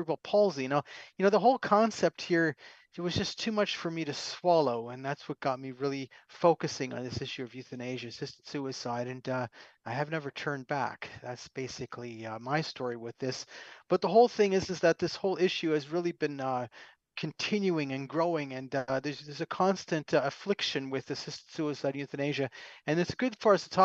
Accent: Canada; I'm a Canadian, don't hold that against me, but nonetheless, I'm a Canadian

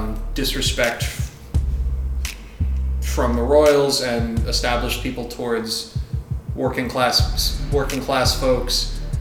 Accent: United States; we're American.

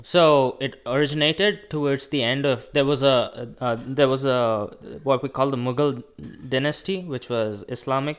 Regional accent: India; English is a second language; moved away as an adult; now in United States; I was born in India, raised in India until I was eighteen years

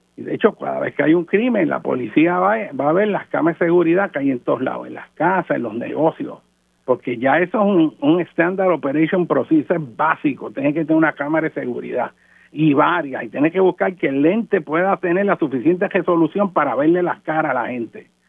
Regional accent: Puerto Rico; nosotros como puertorriqueños

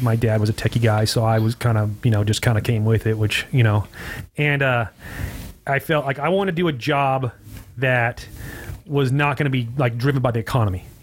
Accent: Hesperia, California, United States; moved away as an adult; now in Costa Mesa, United States; I grew up there. I've lived there my whole entire life

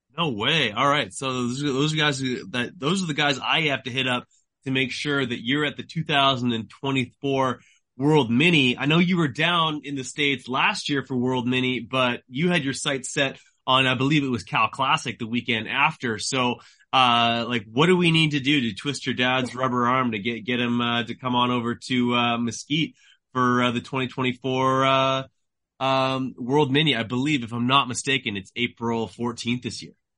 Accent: Canada; I am a Canadian journalist.

